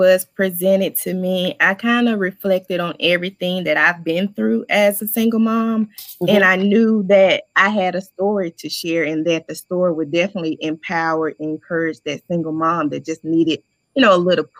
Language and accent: English; Mississippi, United States; now in Tampa, United States; I'm originally from Mississippi, but I currently reside here in Tampa, Florida.